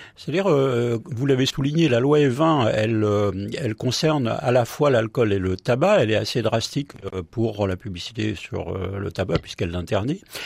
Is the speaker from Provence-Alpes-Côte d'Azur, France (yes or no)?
no; Paris, Île-de-France, France; moi je, je suis parisien